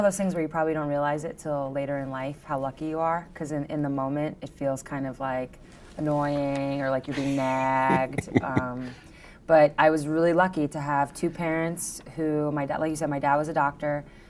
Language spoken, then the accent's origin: English; Long Island, New York, United States; I'm from Long Island.